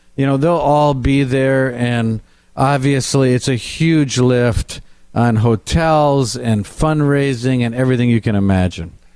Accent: Kenosha, Wisconsin, United States; I'm from Kenosha, Wisconsin, which is the far southeast corner of Wisconsin

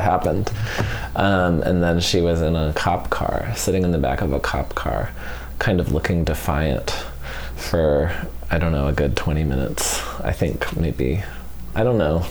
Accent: Albuquerque, New Mexico, United States; moved away; I grew up in Albuquerque

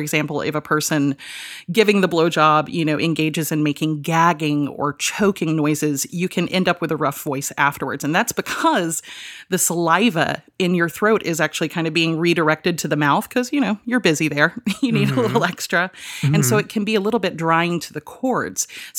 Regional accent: Georgia, United States; born or raised there

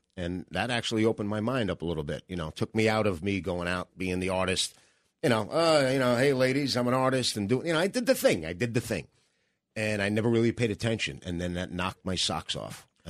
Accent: New York City, New York, United States; I'm coming from Staten Island.

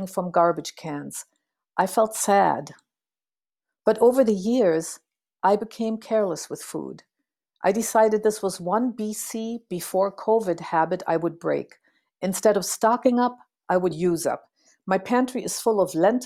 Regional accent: Berlin, Germany; moved away; also born or lived in St. Paul, Minnesota, United States; Growing up in Berlin in the long shadow of World War II

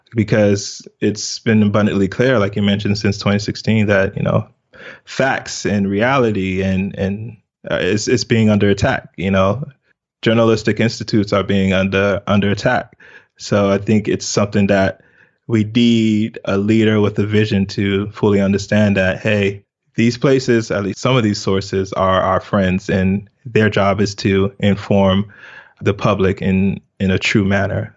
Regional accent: United States; also born or lived in Lagos, Nigeria; was immigrated to America, uh, when I was two. So I was basically raised in America.

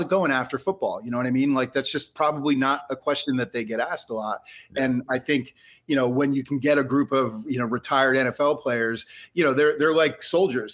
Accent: New Jersey, United States; moved away as an adult; now in Philadelphia, United States; I grew up in North Jersey, but I moved here in '93, so I've been here for 30 so, years.

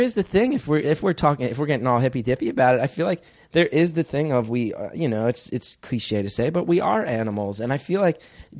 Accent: West Orange, New Jersey, United States; moved away as an adult; now in New York City, United States; In West Orange, New Jersey, as was David Cassidy, who was on the Partridge Family. A long lineage of teen idols have been raised in my town.

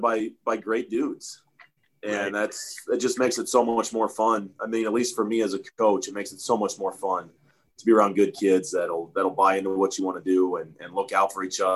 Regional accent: Omaha, Nebraska, United States; moved away as an adult; I grew up in Omaha

